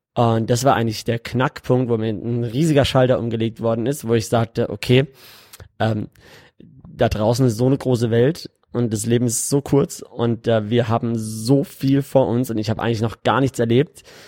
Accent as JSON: {"language": "German", "town": "Karlsruhe", "region": "Baden-Württemberg", "country": "Germany", "tie": "born or raised there", "moved": "as an adult", "lives_now": "Dubai, United Arab Emirates", "said": "ich komme ursprünglich aus Karlsruhe und äh, habe mein, hab in, mein ganzes Leben eigentlich in Deutschland gelebt, bis vor fünf Jahren."}